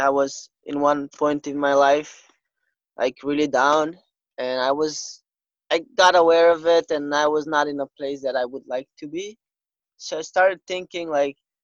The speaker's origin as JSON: {"language": "English", "country": "North Macedonia", "tie": "born or raised there", "moved": "as an adult", "lives_now": "Portugal", "said": "Yeah, I'm from Macedonia. So in February this year, 2020, I came to Portugal on the 3rd of February. But before that, all my life, I've lived in Macedonia."}